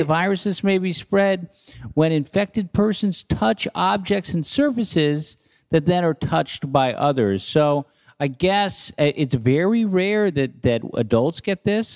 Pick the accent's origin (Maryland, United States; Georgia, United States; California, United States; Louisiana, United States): California, United States; San Francisco; where I grew up in San Francisco in the avenues